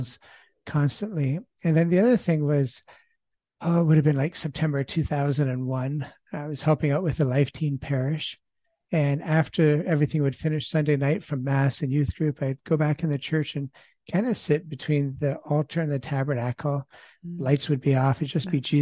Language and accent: English; Ontario, Canada; I grew up in Ontario, Canada, in the middle of three children, and grew up in an agricultural background